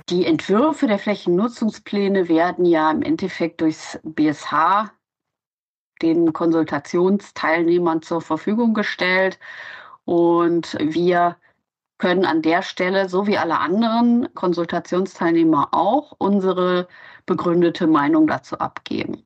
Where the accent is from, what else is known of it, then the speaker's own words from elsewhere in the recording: Solingen, North Rhine-Westphalia, Germany; now in Hamburg, Germany; Ich komme ursprünglich aus Solingen das ist die Stadt mit den scharfen Klingen